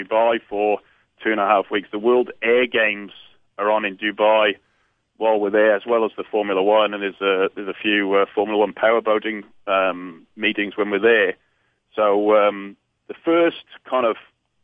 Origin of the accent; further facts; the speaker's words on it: Newport, Wales, United Kingdom; I'm from Newport in South Wales